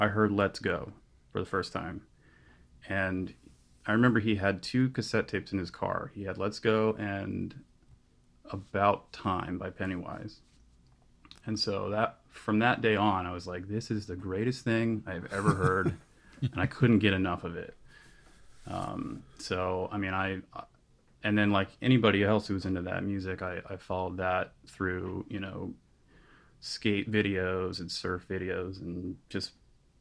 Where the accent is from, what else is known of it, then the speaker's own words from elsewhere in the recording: Florida, United States; So I grew up at the beach. I was born in Florida, and so I grew up at the beach